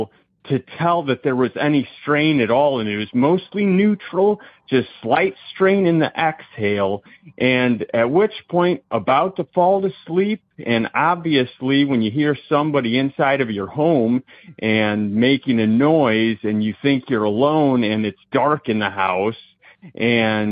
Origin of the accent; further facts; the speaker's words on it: Indiana, United States; I'm from Indiana